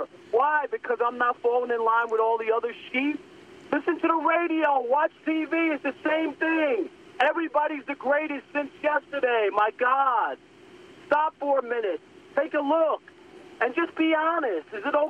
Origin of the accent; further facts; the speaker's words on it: New York, United States; moved away; also born or lived in Detroit; I'm from New York originally. Yes, I worked in Detroit.